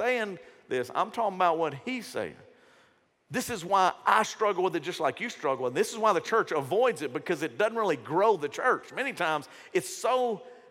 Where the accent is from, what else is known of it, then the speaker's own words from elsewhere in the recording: Shreveport, Louisiana, United States; When I was growing up, I grew up in Shreveport. Grew up in South Shreveport